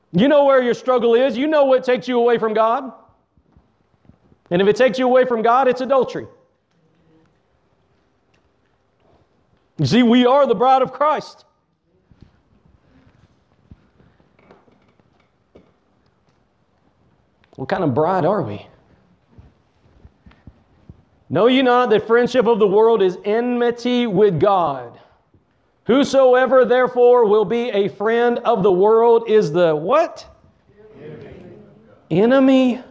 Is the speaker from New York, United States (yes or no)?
no; Texas, United States; I'm from Texas